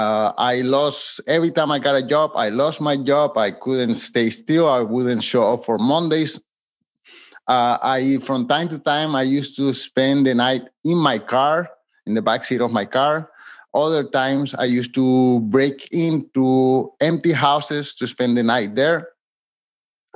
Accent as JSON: {"language": "English", "country": "Colombia", "tie": "born or raised there", "moved": "yes", "lives_now": "Montreal, Canada", "said": "I live in Montreal, Canada, but I'm from Colombia, South America."}